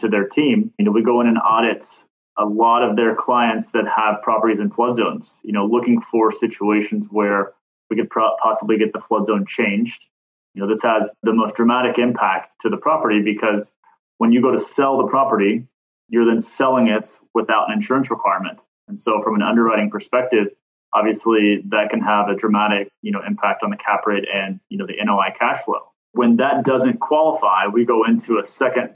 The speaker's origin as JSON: {"language": "English", "region": "Kentucky", "country": "United States", "moved": "yes", "said": "I'm originally from Kentucky, moved south to warmer weathers"}